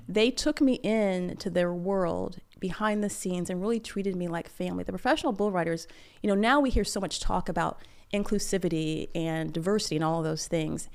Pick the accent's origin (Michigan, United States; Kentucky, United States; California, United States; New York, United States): Michigan, United States; I grew up in Michigan